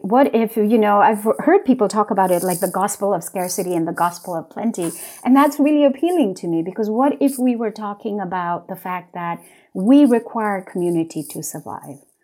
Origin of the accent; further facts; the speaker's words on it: West Sikkim, India; now in United States; For part of my childhood, I was raised in West Sikkim